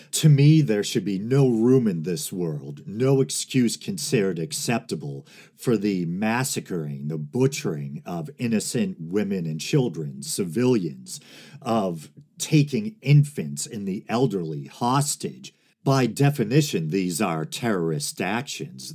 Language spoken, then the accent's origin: English; United States; I'm speaking as an American citizen